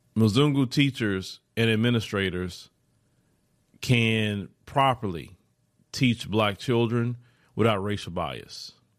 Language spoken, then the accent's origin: English; Port Arthur, Texas, United States; I grew up in Port Arthur, Texas.